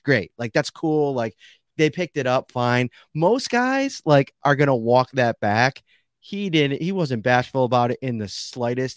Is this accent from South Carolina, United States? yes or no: no; Buffalo, New York, United States; I grew up in Buffalo. I'm Buffalo through and through.